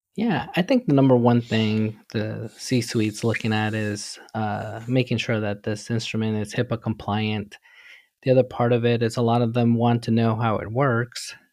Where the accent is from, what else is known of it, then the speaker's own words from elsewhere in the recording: New York City, New York, United States; I grew up in New York City, really humble beginning, literally with nothing.